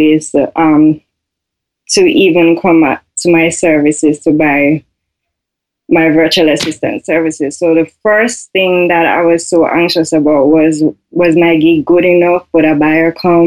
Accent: Jamaica; I am from Jamaica.

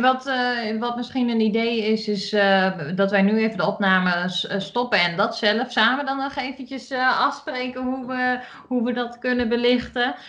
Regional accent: Achterhoek, Gelderland, Netherlands; ik kom uit de Achterhoek, dus ik doe al heel erg mijn best om gewoon Nederlands te praten.

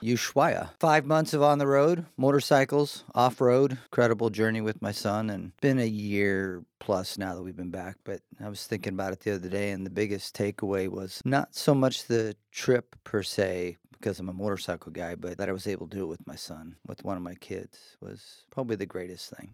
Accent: Seattle east side, Washington, United States; also born or lived in Chicago; My parents moved out here. My dad got a job with Boeing. Lived on the east side

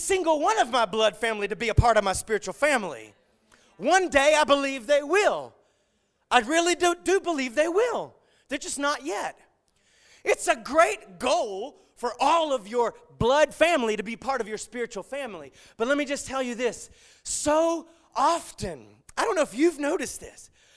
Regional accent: the South, United States; I grew up in the South

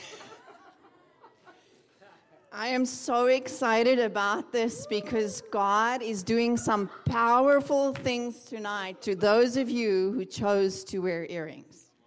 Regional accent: South Africa; moved away as an adult; now in Redding, United States; I'm from South Africa

